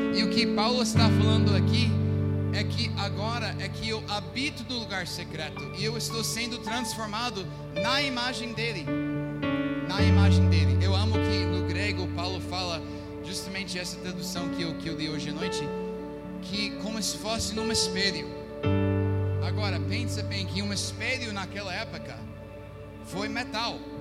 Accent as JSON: {"language": "Portuguese", "country": "United States", "second_language": "Portuguese", "moved": "as an adult", "lives_now": "Recife, Brazil", "said": "eu fiz na minha terra dos Estados Unidos"}